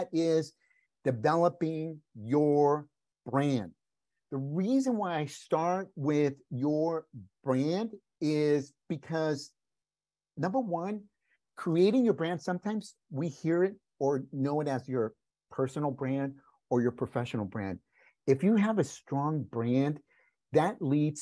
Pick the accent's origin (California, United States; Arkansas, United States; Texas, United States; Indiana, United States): California, United States; first language Spanish; English is a second language; also born or lived in Mexico; I was born in California. A month after I was born, we moved back to Mexico, lived there until I was 5 years old. We came back to California and stayed.